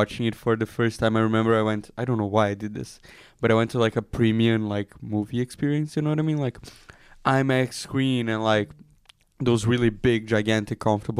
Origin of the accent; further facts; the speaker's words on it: Brazil; now in Israel; I'm from like a big city in Brazil.